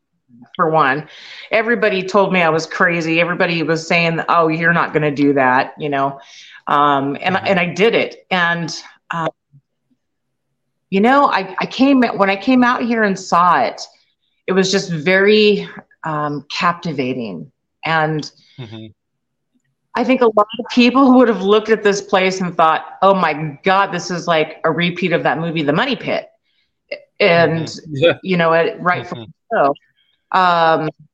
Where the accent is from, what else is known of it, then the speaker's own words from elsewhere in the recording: just north of Seattle, Washington, United States; moved away as an adult; we're originally from Washington, just north of Seattle.